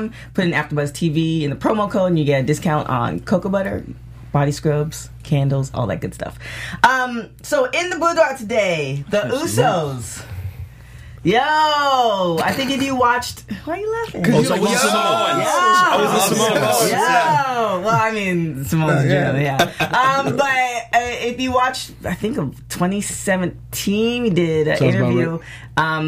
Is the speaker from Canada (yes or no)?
yes; Canada; I'm Canadian